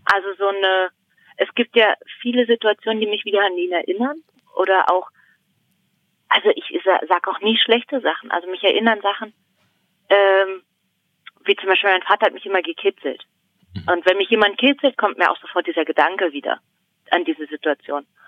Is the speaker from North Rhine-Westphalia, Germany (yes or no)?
no; Brandenburg an der Havel, Brandenburg, Germany; moved away as an adult; now in Berlin, Germany; ich komme aus Brandenburg, eigentlich. Also aus dem Land Brandenburg und äh, eigentlich auch aus der Stadt, also Brandenburg an der Havel